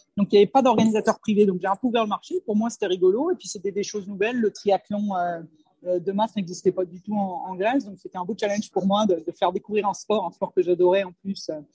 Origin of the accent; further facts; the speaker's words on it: France; moved away as an adult; je suis partie de France il y a très longtemps, j'avais la vingtaine